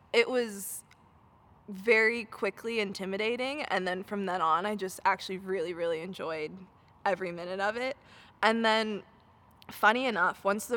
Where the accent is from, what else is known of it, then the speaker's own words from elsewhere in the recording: United States; as an American